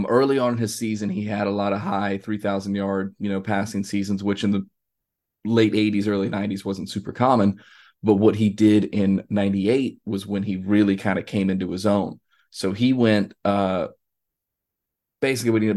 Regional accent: Jacksonville, Florida, United States; now in Savannah, United States; Growing up in Jacksonville, like it's a big city, but it's not a big city

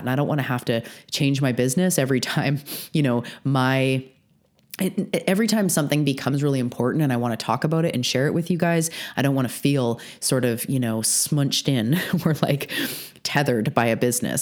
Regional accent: British Columbia, Canada; I'm also a Canadian on the west coast of Canada on Vancouver Island

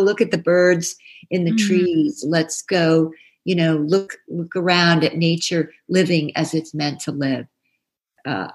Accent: New Jersey, United States; I grew up in New Jersey

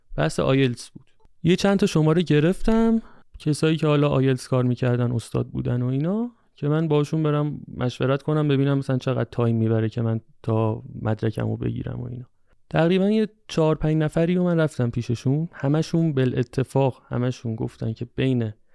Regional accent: Tehran, Tehran Province, Iran; من تهران اصالتا ترکم حالا تهران زندگی

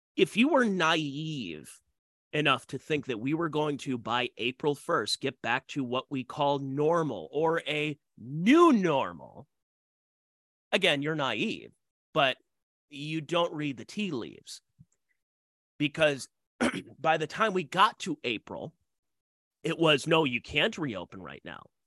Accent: Ohio, United States; Yes, my home state.

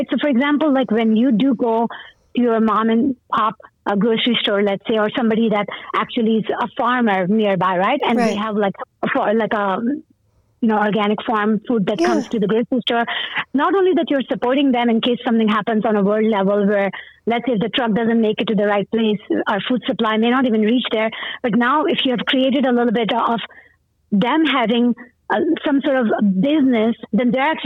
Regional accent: Pakistan; English is a second language; now in United States; growing up in Pakistan

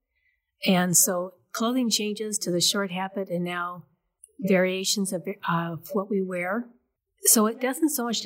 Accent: Springfield, Illinois, United States; I was born and raised here in Springfield

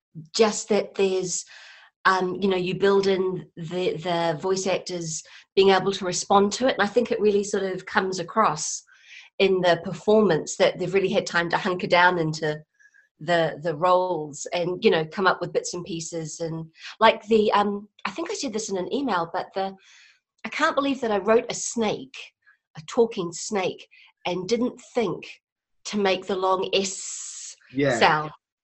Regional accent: New Zealand; moved away; Although, I'm from New Zealand originally. I've been here for like 15 years, and so I'm fairly settled.

